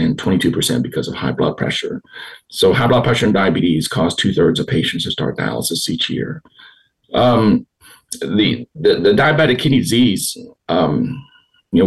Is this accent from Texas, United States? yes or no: yes; Houston, Texas, United States; I grew up here in Houston